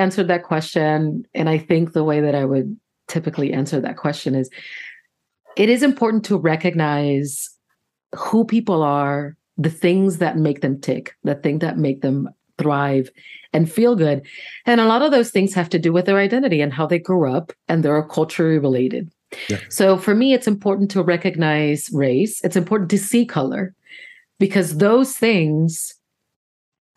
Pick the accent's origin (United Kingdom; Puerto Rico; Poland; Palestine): Puerto Rico; English is a second language; moved away as an adult; also born or lived in Syracuse, New York / Washington, District of Columbia, United States; now in United States; I grew up in Puerto Rico. Then I went to Syracuse, which is very, very different. I moved to DC